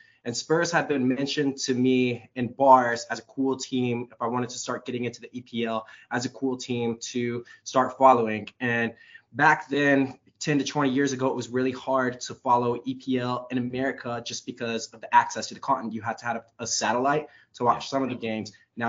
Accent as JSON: {"language": "English", "country": "United States", "also_born_or_lived": "Miami, Florida", "said": "being an American"}